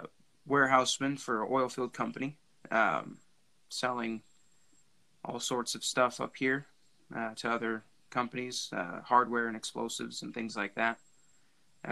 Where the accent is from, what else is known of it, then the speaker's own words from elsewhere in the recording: Williston, North Dakota, United States; I was born and raised here in Williston, North Dakota.